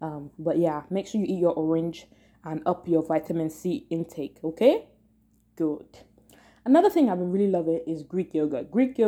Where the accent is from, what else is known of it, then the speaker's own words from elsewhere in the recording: Nigeria; because I'm a Nigerian, well, I'm a Yoruba person